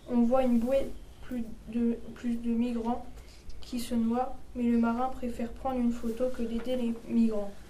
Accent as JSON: {"language": "French", "country": "Syria", "moved": "yes", "lives_now": "Germany", "said": "Je viens de Syrie, j'ai voyagé de la Turquie à la Grèce, puis je suis arrivé en Allemagne."}